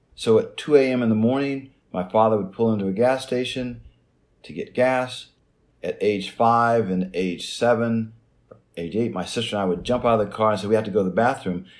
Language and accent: English; Jacksonville, Midwest, United States; moved away; also born or lived in an Indian reservation; growing up in Jacksonville, you know, a small farm town in the Midwest